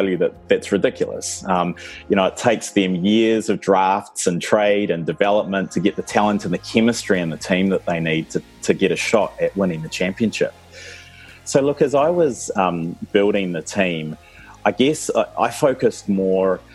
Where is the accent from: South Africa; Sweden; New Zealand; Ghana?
New Zealand; also born or lived in Oxford, United Kingdom; I was born here in New Zealand